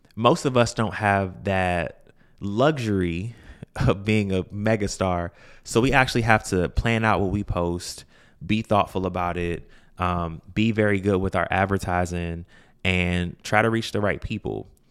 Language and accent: English; Washington, District of Columbia, United States; I'm from Washington, D C